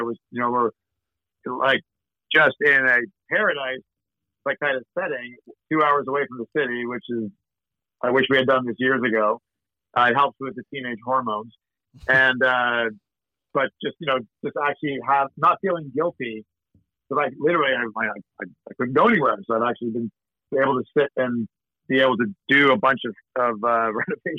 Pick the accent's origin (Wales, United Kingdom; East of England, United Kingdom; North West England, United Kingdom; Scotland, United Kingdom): Scotland, United Kingdom; And I'm a Scot, but I'm always still trying to save my clients' money.